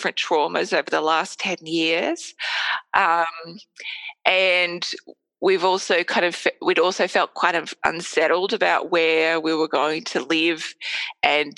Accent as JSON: {"language": "English", "country": "Australia", "said": "I'm Australian"}